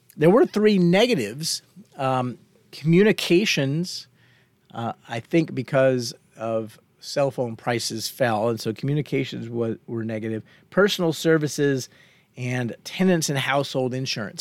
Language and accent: English; Fort Worth, Texas, United States; when I was young and growing up in Fort Worth, Texas